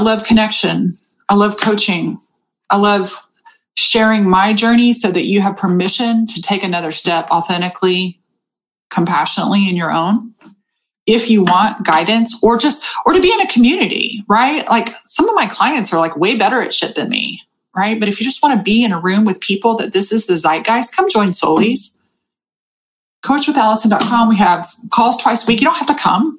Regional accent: United States; also born or lived in Austin, Texas; I'm fucking American.

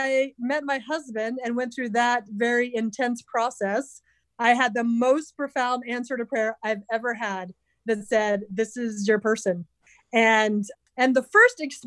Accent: West Virginia, United States; I grew up in West Virginia

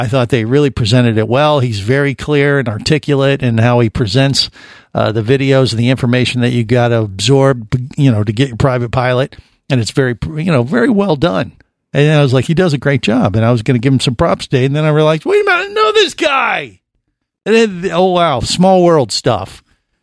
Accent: Cincinnati, Ohio, United States; I grew up in Cincinnati

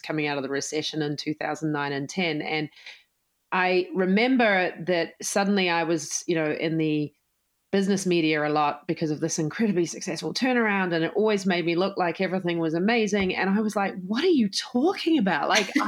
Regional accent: New Zealand; moved away as an adult; now in United States; I'm, as you can tell from my accent, I am from New Zealand, even though I'm now an American citizen

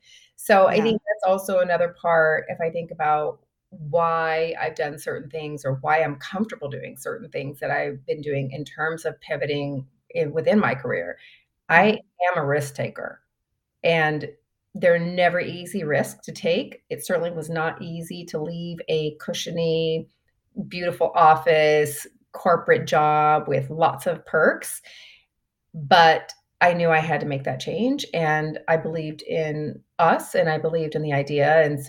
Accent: Grand Prairie, Texas, United States; She actually grew up in the same hometown that I grew up in Texas, which is Grand Prairie, Texas.

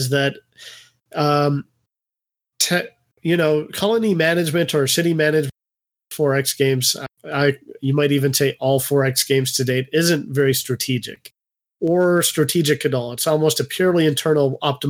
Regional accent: Canada; I'm Canadian

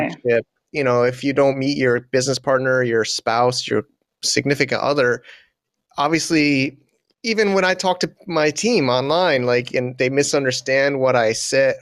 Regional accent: United States; I'm an American

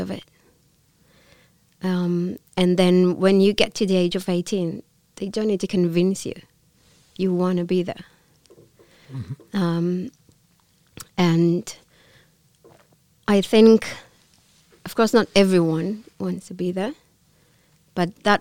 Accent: Israel; first language Hebrew; English is a second language; moved away as an adult; I'm from Israel

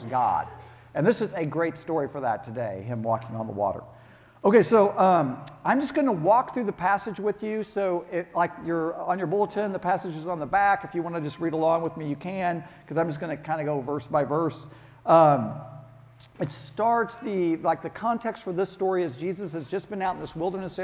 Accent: Kansas, United States; also born or lived in Charleston; I grew up here in Kansas

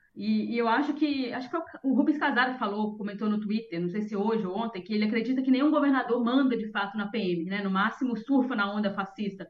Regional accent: interior of Minas Gerais, Brazil; moved away; eu sou do interior de Minas Gerais

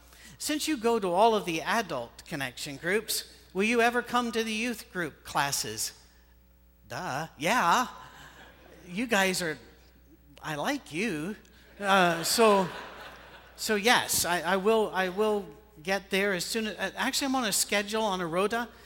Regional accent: Scotland, United Kingdom; moved away as an adult; also born or lived in Ohio; now in United States; In my country, well, this is my country, but you know what I mean. Back in Scotland, we don't hunt

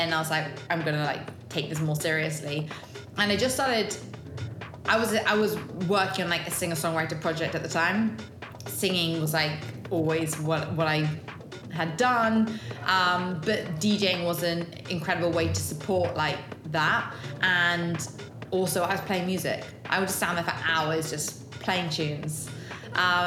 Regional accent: London, United Kingdom; also born or lived in Bristol; I'm from London

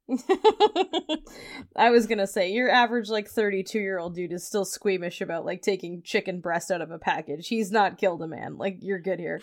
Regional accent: New Brunswick, Canada; I'm from New Brunswick

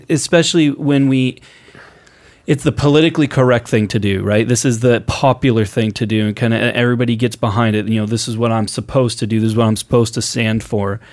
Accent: Portland, Oregon, United States; growing up on the West Coast, growing up in Portland, I, I saw virtually no racism growing up, going to high school in Portland.

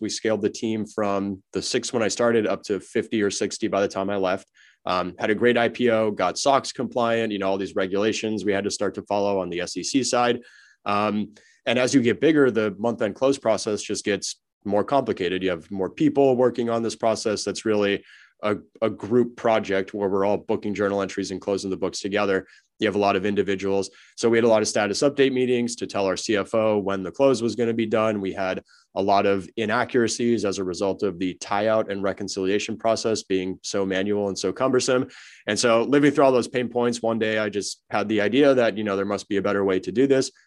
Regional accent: Los Angeles, California, United States; I'm born and raised in Los Angeles and wanted to get back home, so I moved back to L

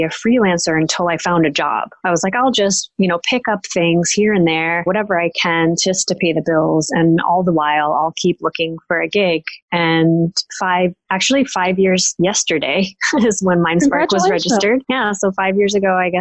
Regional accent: United States; moved away as an adult; being an American based over here

